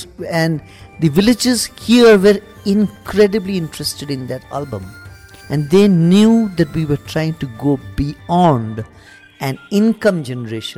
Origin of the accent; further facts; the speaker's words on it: Puducherry, India; I grew up in Pondicherry.